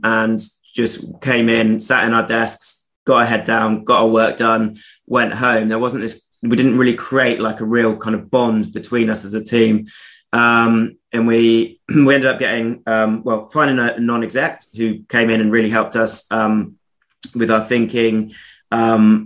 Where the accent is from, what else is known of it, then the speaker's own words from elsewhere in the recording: Somerset, West Country, South West England, United Kingdom; I grew up in the West Country, little town in Somerset